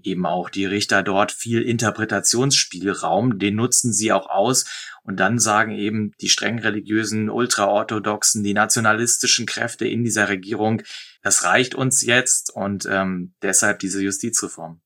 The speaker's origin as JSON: {"language": "German", "country": "Germany", "moved": "yes", "lives_now": "Israel", "said": "bei uns in Deutschland"}